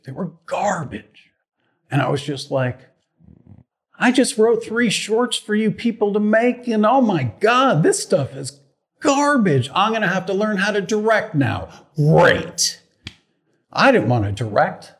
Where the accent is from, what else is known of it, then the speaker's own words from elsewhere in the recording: Poughkeepsie, New York, United States; also born or lived in Boston, Massachusetts; now in Los Angeles, United States; I'm originally from Poughkeepsie, New Yorkish area, and then I lived in Boston for 13 years